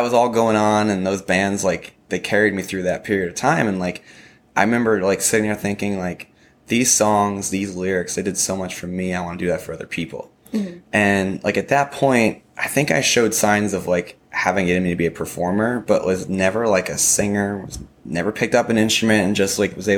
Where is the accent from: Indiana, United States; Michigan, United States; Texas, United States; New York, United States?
New York, United States; upstate; now in Nashville, United States; I'm from upstate New York